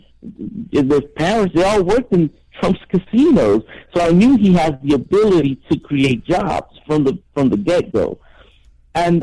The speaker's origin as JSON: {"language": "English", "region": "New Jersey", "country": "United States", "tie": "born or raised there", "moved": "as an adult", "lives_now": "Puerto Rico", "said": "I was raised in New Jersey"}